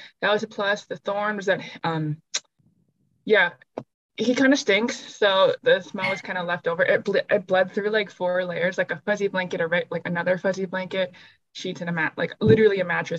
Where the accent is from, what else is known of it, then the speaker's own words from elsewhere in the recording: just outside of Milwaukee, Wisconsin, United States; also born or lived in Guangdong Province, China; now in Beloit, United States; I am from Guangdong Province. My hometown is in just outside of Milwaukee, Wisconsin, but I'm down here at school in Beloit.